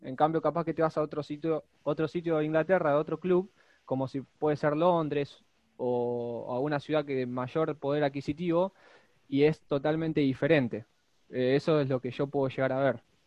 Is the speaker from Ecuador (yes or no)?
no; Argentina; somos dos chicos de Argentina